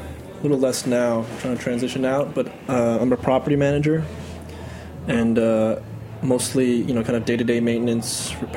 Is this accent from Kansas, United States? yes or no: no; New York, United States; I'm from New York, and my parents came over after college from Taiwan, and eventually made their way up to New York from the South